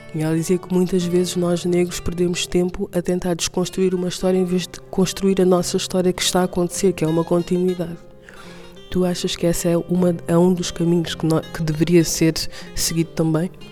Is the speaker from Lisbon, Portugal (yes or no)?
yes; Lisbon, Portugal; sou de Lisboa